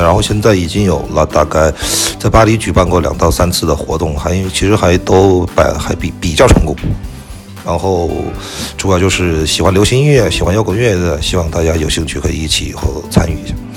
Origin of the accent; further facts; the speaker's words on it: China; 就是土生土长的中国人嘛